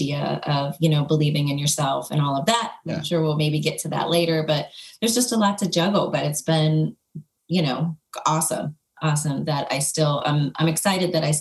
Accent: Buffalo, New York, United States; moved away as an adult; also born or lived in Los Angeles; I'm from Buffalo, New York, and I currently live back in Buffalo

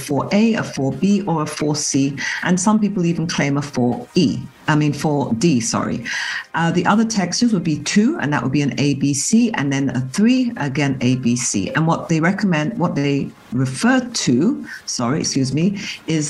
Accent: England, United Kingdom; growing up in England

